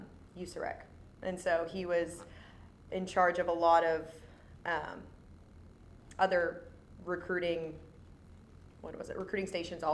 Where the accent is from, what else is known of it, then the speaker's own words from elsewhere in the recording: San Diego, California, United States; moved away; I was born in San Diego, I do love San Diego